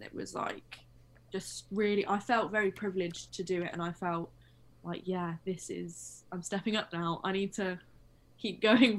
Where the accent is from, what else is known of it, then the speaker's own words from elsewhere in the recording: West Midlands, United Kingdom; also born or lived in London; where I'm actually from, they're kind of like, obviously Birmingham has a really strong accent, but I'm more I'm north, I think, and just the West Midlands kind of has like so many accents. Mine is like a muddle of that, and then living in London for a bit